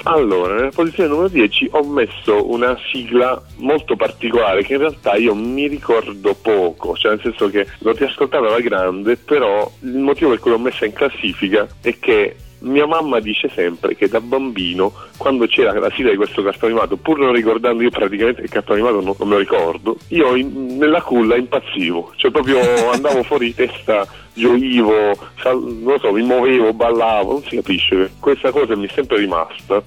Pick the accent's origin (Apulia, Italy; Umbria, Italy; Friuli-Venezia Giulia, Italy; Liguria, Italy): Apulia, Italy; Taranto; now in Rome, Italy; In realtà sono pugliese, sono nato a Taranto